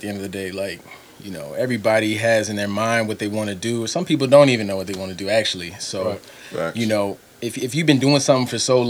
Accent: Columbia, Maryland, United States; moved away as an adult; also born or lived in Baltimore, Maryland / Louisiana / Pittsburgh; growing up in Columbia

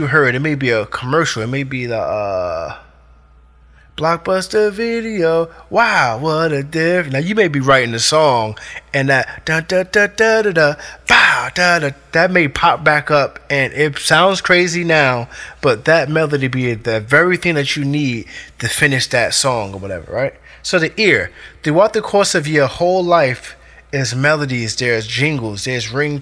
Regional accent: Newark, New Jersey, United States; I grew up in Newark. You know what I mean? Newark, New Jersey, Brick City

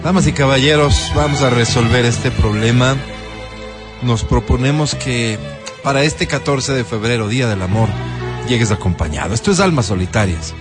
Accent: Ecuador; yo también soy ecuatoriano

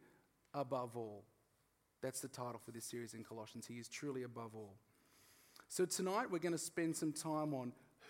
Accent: Australia; I'm Australian

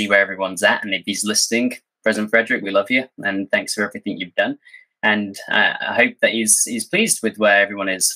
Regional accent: Cheshire, North West England, United Kingdom; I basically grew up in Cheshire from kind of about six

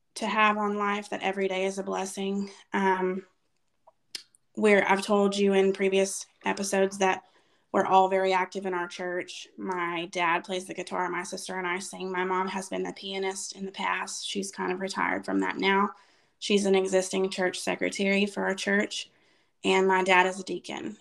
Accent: after leaving the Waco area, Texas, United States; when i was five we moved from the waco area to our current town

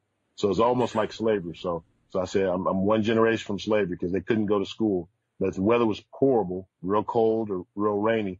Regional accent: Kansas City, Missouri, United States; I grew up in Kansas City, Missouri.

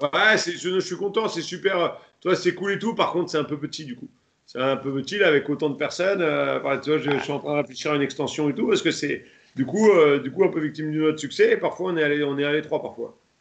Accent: France; j'ai refait du Kyoku après par la suite chez moi en France

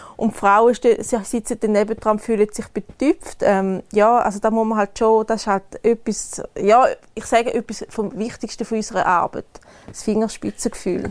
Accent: Switzerland; bei uns in der Schweiz

